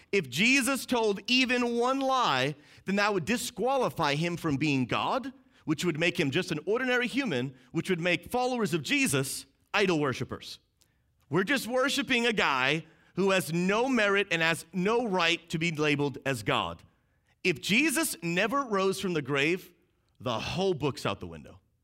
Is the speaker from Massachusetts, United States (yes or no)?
yes; outside of Boston, Massachusetts, United States; I grew up outside of Boston, Massachusetts, so we say Happy Easter